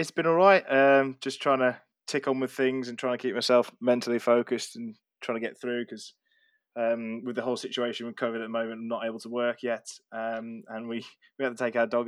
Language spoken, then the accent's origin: English; Wolverhampton, West Midlands, United Kingdom; now in London, United Kingdom; I'm originally from Wolverhampton in the Midlands.